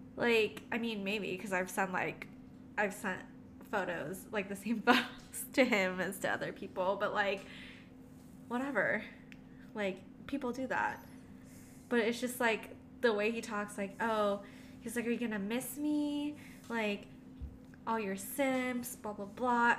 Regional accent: National City, California, United States; also born or lived in Philippines; I grew up in the Philippines and then I came to the States. Um, my grandma had to walk me to school. And I lived in Nasty City, aka National City, in San Diego

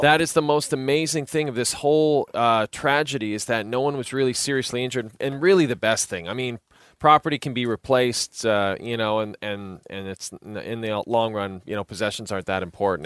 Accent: Athabasca, Alberta, Canada; my hometown of Athabasca

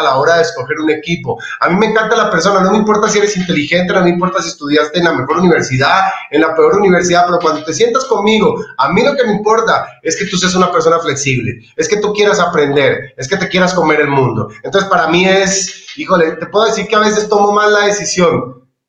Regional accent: Colombia; now in Ecuador; yo soy colombiano, pero soy de corazón ecuatoriano.

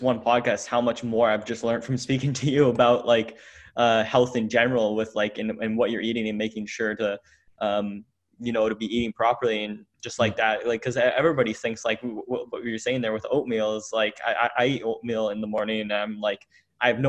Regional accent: Canada; I'm from Canada

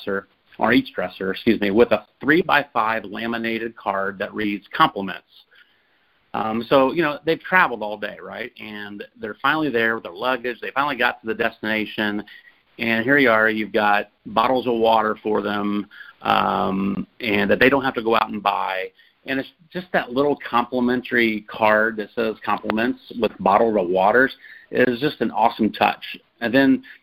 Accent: Indianapolis, Indiana, United States; I grew up on the north side there in Indianapolis

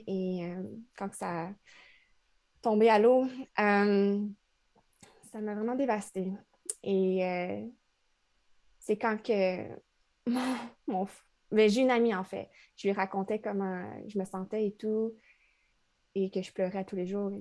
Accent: Trois-Rivières, Quebec, Canada; moved away as an adult; now in Montreal, Canada; je viens de Trois-Rivières. C'est une ville entre Québec et Montréal, la deuxième plus ancienne ville du Québec

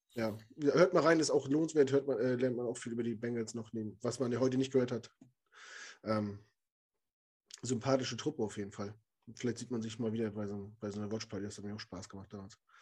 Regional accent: Germany; als Deutscher

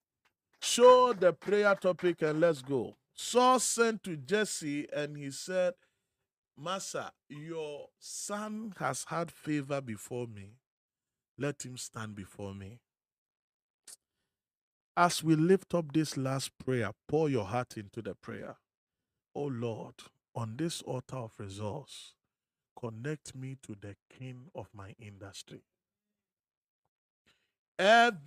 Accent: Akuapem, Eastern Region, Ghana; I'm from Ekuyapim

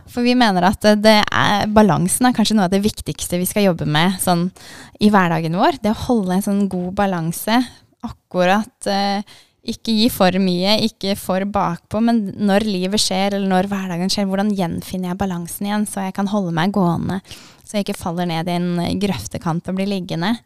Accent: Kristiansand, Agder, Norway; moved away as an adult; also born or lived in Elverum / Denmark; now in Drammen, Norway; så flytta familien til Kristiansand. Så jeg har egentlig kanskje vært mest sørlending de siste mange årene

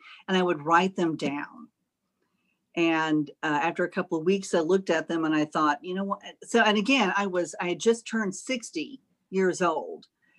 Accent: Austin, Texas, United States; now in Greenville, United States; Originally, I'm from Austin, Texas.

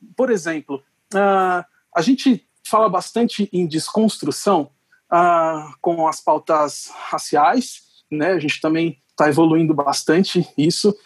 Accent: Brazil; a gente tem como brasileiro

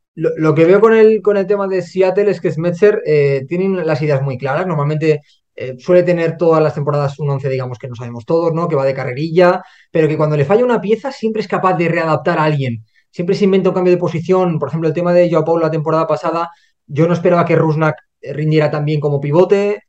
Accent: Spain; Primero, porque somos españoles

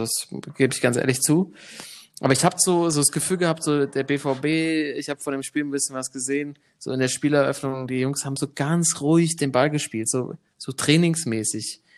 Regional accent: Germany; als Deutscher

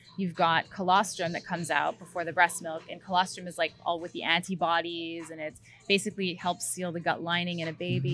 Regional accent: Canada; I'm Canadian

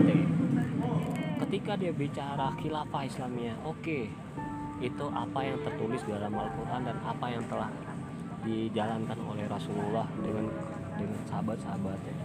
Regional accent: West Sumatra, Indonesia; born or raised there; now in Jakarta, Indonesia

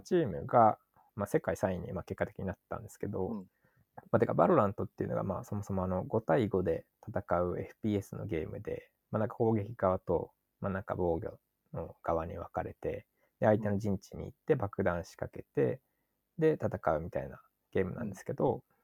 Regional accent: Chiba, Japan; 僕が地元千葉なんですけど

